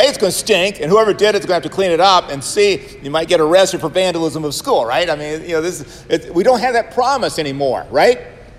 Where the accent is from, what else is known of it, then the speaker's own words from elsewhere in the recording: Savannah, Georgia, United States; I come from Savannah, Georgia, right? And we are surrounded by Baptist types. I grew up in high school, and I was going to be a Lutheran pastor